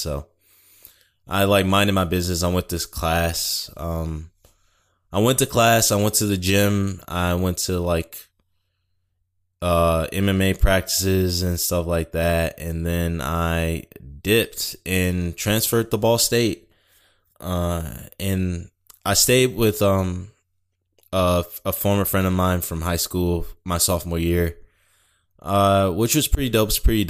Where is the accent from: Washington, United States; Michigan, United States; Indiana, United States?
Michigan, United States; Detroit; born there; moved away; I was born in Detroit, and you know, it was getting to a point where we needed to go, and I fully understood that. But, you know, it's never been really home.